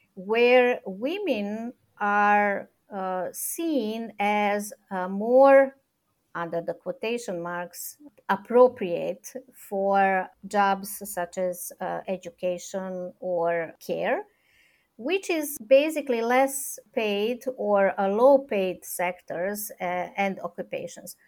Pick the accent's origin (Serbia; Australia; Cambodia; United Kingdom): Serbia; also born or lived in Belgrade; I'm coming from Serbia, that I'm based in Belgrade